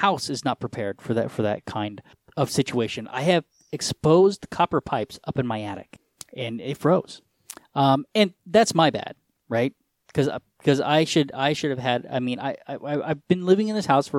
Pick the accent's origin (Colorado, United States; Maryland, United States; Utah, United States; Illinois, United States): Colorado, United States; I'm from Colorado